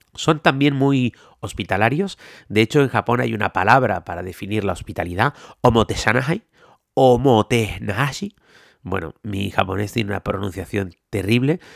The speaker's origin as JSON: {"language": "Spanish", "region": "Canary Islands", "country": "Spain", "said": "yo soy de Canarias, en Canarias no tenemos ríos"}